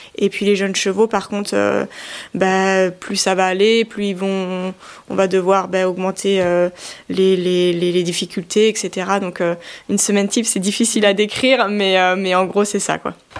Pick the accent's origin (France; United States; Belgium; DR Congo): France; Chamonix, Auvergne-Rhône-Alpes; je suis née dans la vallée de Chamonix, je suis originaire de Haute-Savoie.